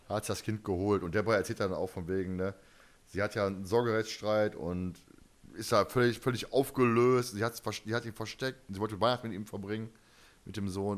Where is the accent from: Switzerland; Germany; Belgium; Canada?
Germany; Ich bin Deutscher